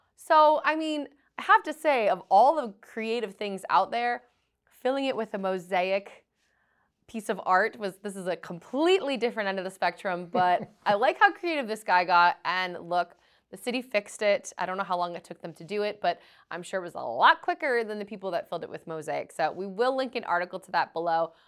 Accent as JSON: {"language": "English", "town": "Boston", "region": "Massachusetts", "country": "United States", "said": "I am from Boston, Massachusetts"}